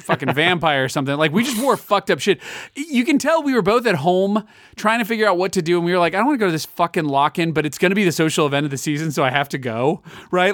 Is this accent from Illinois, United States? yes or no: yes; Chicago, Illinois, United States; I'm from Chicago